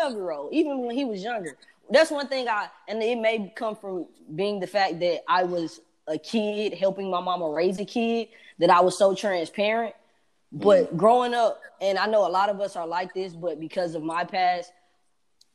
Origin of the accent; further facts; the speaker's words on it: Atlanta, Georgia, United States; I'm from Atlanta.